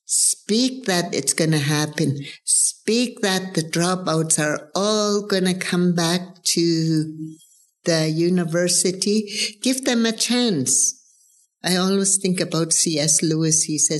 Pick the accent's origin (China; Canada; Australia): Canada; I'm from the Tetlit Gwich'in Nation.